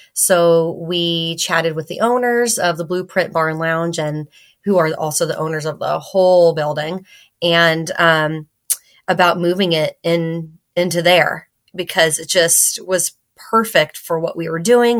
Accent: California, United States; moved away; I grew up in California

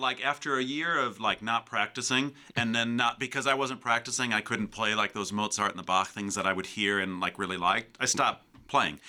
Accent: Calumet City, Illinois, United States; also born or lived in Lake Bluff, Illinois / Chicago; So I grew up in Calumet City

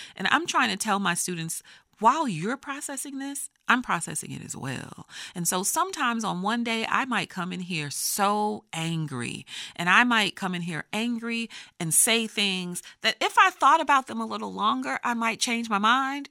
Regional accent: Texas, United States; I grew up in Texas

